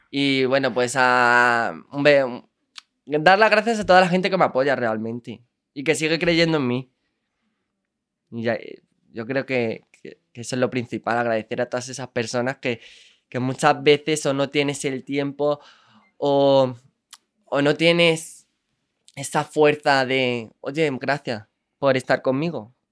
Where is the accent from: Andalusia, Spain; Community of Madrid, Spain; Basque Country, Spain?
Andalusia, Spain; Andalucía es mi tierra, yo soy del sur.